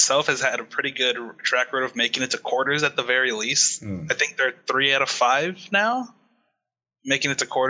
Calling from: San Francisco, California, United States; I'm calling from San Francisco.

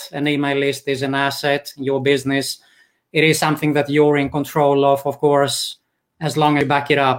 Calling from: Greece; English is a second language; also born or lived in Sweden; Okay, I'm calling from Greece, in Europe.

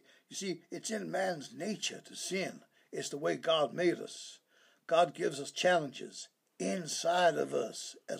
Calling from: Tijuana, Baja California, Mexico; I really can't say. I'm in Tijuana, but I shouldn't say that.

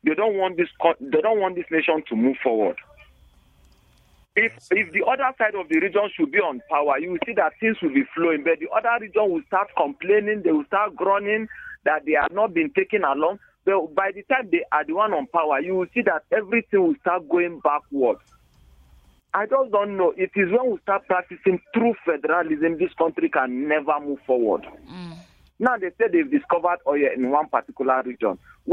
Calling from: Jos, Plateau, Nigeria; I'm calling from Old Bukuru Park.

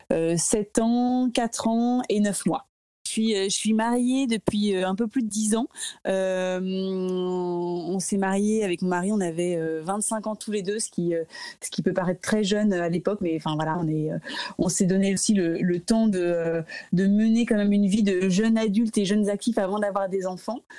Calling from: Paris, Île-de-France, France; Donc voilà, je, suis un peu tranquille, mais voilà, je vous parle de chez moi à Paris.

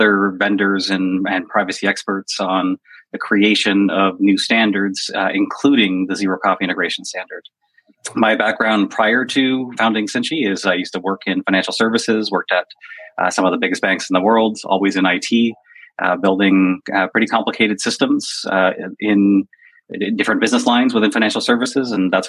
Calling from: Toronto, Ontario, Canada; From Toronto.

